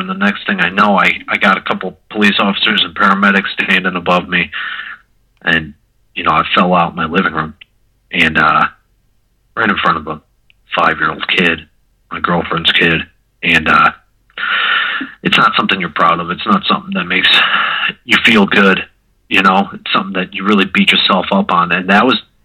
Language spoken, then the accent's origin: English; Mentor, Ohio, United States; I'm from Mentor, Ohio.